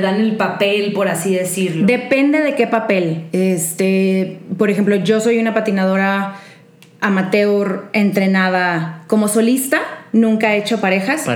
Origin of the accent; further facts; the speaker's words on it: Monterrey, Nuevo León, Mexico; moved away as an adult; now in Mexico City, Mexico; me mudé de Monterrey. Cuando tenía 19 años, me salí de mi casa